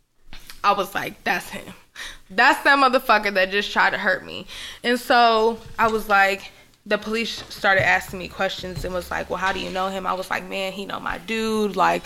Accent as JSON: {"language": "English", "region": "Florida", "country": "United States", "said": "I'm from Florida"}